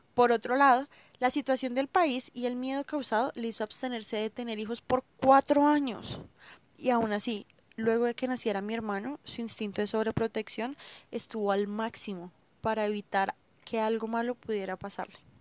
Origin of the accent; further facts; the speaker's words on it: Colombia; como colombiana, hija, hermana y amiga